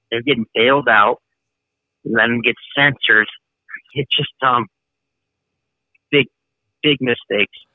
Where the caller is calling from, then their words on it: Chicago, Illinois, United States; Uh, Chicago.